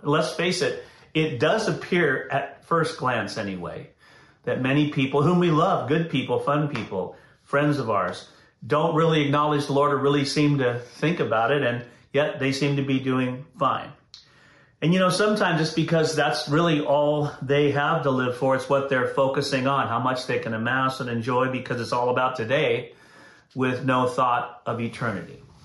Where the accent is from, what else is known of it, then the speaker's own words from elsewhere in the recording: Santa Clara, California, United States; I grew up in Santa Clara